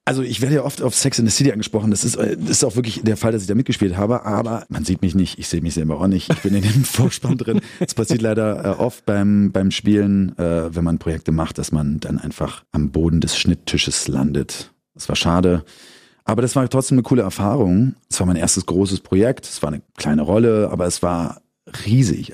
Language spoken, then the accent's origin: German; Berlin, Germany; accent: Berliner; geboren bin ich im Dominikus-Krankenhaus und das zählt, glaube ich, zu Hermsdorf. Und dann äh, nach Frohnau. Die ersten paar Jahre war ich noch in Tegel. Meine Mutter, meine beiden Eltern sind aus Berlin